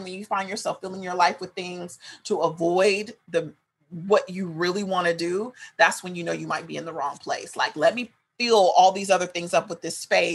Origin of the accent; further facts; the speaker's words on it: Sacramento, California, United States; moved away as an adult; now in Los Angeles, United States; I was raised in Sacramento, but both my parents are from here